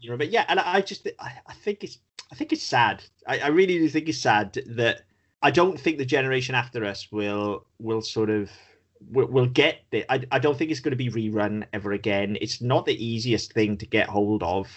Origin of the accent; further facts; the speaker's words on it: United Kingdom; we're British